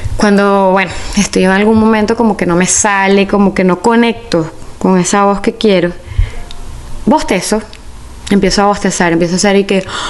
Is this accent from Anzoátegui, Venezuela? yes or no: no; Caracas, Capital District, Venezuela; yo soy de Caracas, Venezuela